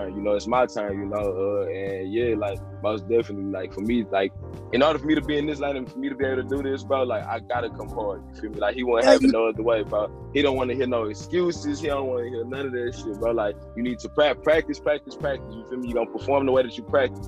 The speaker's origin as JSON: {"language": "English", "town": "Port Arthur", "region": "Texas", "country": "United States", "tie": "born or raised there", "said": "I came up, you feel me, in the South. I'm from Port Arthur, about 90 miles east of Houston"}